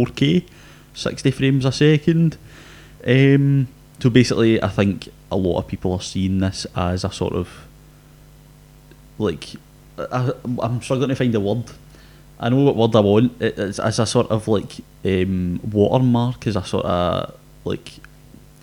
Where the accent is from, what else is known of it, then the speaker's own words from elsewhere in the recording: Scotland, United Kingdom; being a Scottish person